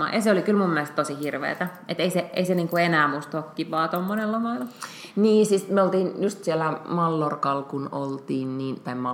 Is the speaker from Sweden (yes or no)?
no; Budapest, Hungary; now in Finland; joka on siis mun, mun entinen kotikaupunki. Mä oon syntynyt Budapestissa ja sitten mä tota, niin, olin siellä kaksi kesää opiskeluaikoina töissä.